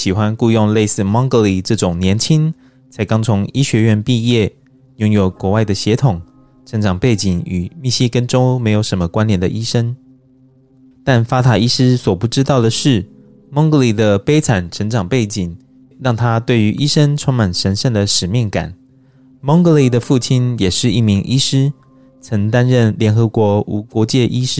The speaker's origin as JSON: {"language": "Chinese", "country": "Taiwan", "said": "就像我们台湾人都会常会说啊，这样就是爱台湾啦"}